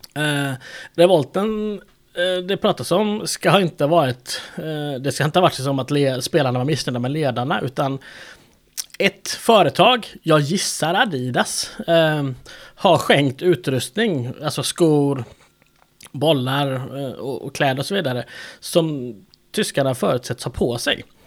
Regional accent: Sweden; jag är svensk

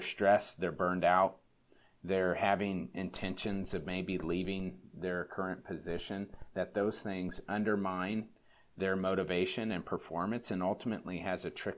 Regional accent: California, United States; now in Minnesota, United States; I grew up in California. I'm in my fourth year living in Minnesota

